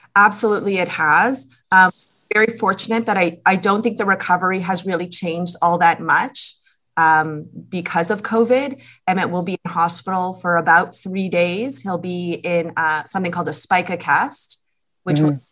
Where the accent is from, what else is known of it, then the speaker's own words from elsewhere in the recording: Toronto, Ontario, Canada; we're both from Toronto, families are here